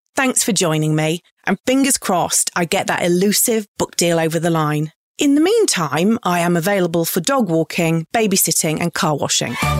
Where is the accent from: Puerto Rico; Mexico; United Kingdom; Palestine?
United Kingdom; England; moved away as an adult; now in Australia; I'm an English bird who has happily called Australia home since two thousand.